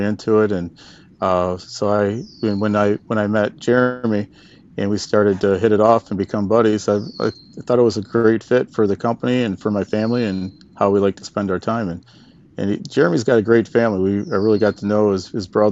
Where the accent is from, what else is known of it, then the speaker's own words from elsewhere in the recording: Michigan, United States; I'm from Michigan. I live in Michigan